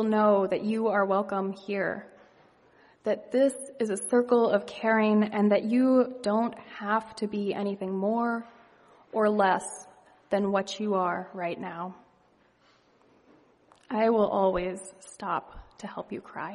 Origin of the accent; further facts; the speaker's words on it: Ohio, United States; moved away as an adult; now in Boston, United States; I was raised in Ohio, and I moved to Boston for college about almost 20 years ago